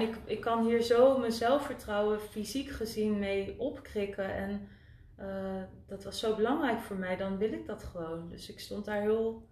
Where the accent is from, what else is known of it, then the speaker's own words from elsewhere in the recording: Winterswijk, Gelderland, Netherlands; moved away as an adult; also born or lived in Utrecht / Zurich, Switzerland; ik ben geboren en getogen in Winterswijk